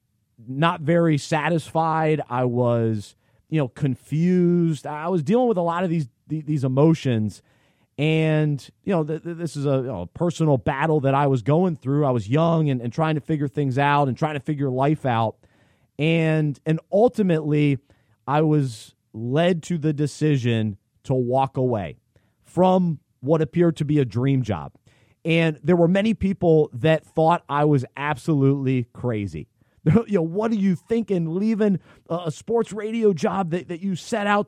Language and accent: English; Charlotte, North Carolina, United States; the city that I grew up in Charlotte